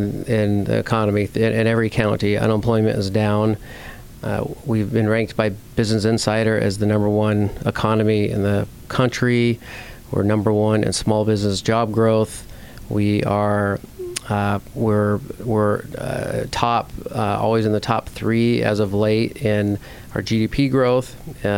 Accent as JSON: {"language": "English", "region": "Washington", "country": "United States", "also_born_or_lived": "Yakima, Washington", "said": "I'm from Washington State, lived in Yakima, went to school at WSU"}